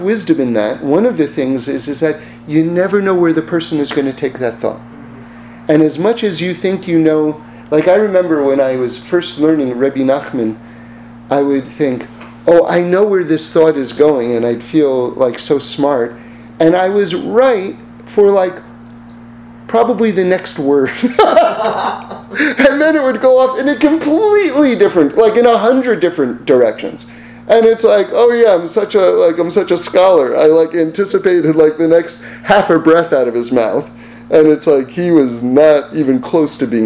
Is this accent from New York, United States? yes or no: yes; New York, United States; I'm from New York